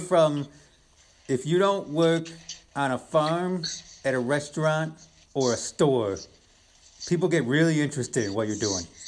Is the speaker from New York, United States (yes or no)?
yes; Western New York, United States; Where we're from